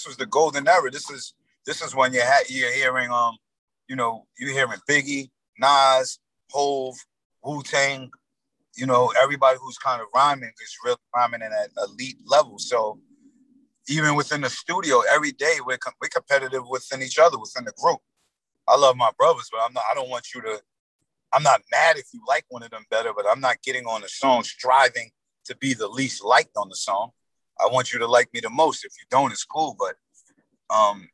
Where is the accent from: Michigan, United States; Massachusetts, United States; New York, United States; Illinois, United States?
New York, United States; Yonkers; we are from Yonkers